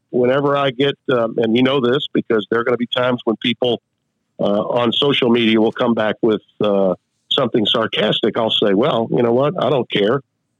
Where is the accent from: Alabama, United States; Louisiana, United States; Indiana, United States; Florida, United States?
Louisiana, United States; Shreveport; also born or lived in Monroe, Louisiana / Baton Rouge, Louisiana / New Orleans, Louisiana; I was raised in Shreveport. I went to school in Monroe. I made a name for myself in my career in Baton Rouge and New Orleans. And I spent a hell of a lot of time growing up in Southwest Louisiana, coming down to Lafayette.